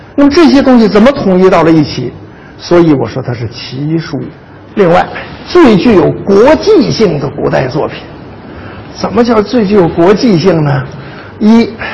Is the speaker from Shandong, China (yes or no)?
yes; Jiaodong, Shandong, China; 我是胶东人